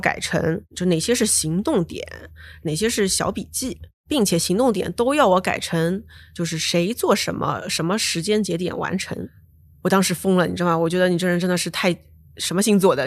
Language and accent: Chinese; Shanghai, China; moved away; also born or lived in Beijing / United States; 当时我是上海人，在北京，我们叫“潜伏在帝都的魔都人”